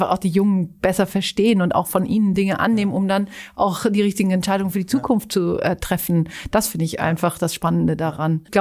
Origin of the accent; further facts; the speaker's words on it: Zurich, Switzerland; Und dann war eigentlich ein soziales Engagement, das ich in Zürich, äh, meiner Heimatstadt, ähm, ausgeübt habe, in einer Notschlafstelle für, für Obdachlose.